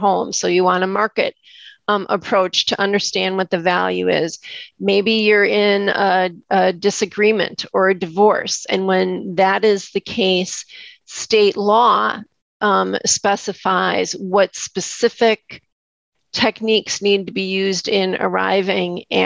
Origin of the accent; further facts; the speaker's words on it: Wisconsin, United States; I'm from Wisconsin